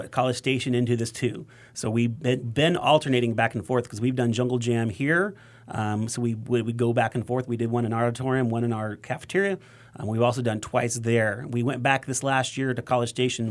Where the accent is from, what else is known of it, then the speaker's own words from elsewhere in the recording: Wyoming, United States; now in Texas, United States; I grew up in Wyoming